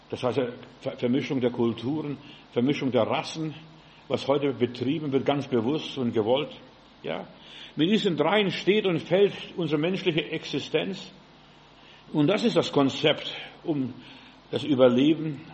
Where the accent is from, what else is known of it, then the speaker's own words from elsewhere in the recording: Germany; wir sind Deutsche